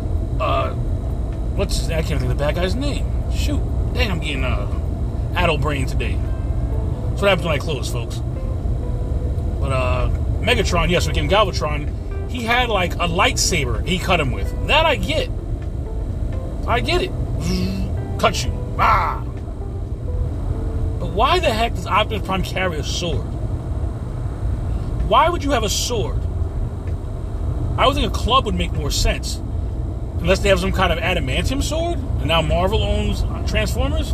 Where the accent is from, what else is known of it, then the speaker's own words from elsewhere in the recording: New York City, New York, United States; moved away; I was born in New York to second-generation Hispanic parents